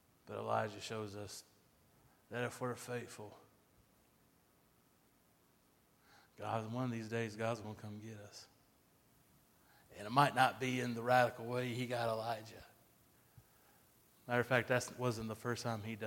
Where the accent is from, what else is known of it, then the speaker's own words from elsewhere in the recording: United States; being an American